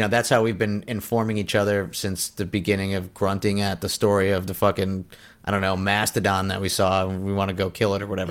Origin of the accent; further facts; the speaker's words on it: United States; as an American